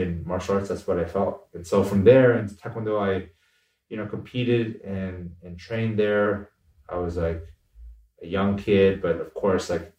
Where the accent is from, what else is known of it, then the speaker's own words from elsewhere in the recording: United States; both my parents are immigrants who came over here from Korea